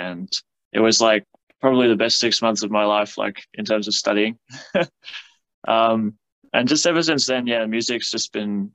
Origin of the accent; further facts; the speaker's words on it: South Africa; now in Canberra, Australia; I've been living in Canberra now for about 10 years. I'm from South Africa